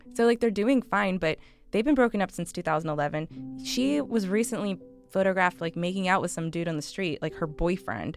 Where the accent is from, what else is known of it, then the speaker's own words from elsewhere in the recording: Canada; as a Canadian